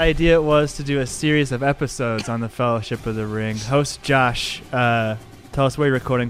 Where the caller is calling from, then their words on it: Louisville, Colorado, United States; I don't know if I said I'm recording from Louisville, Colorado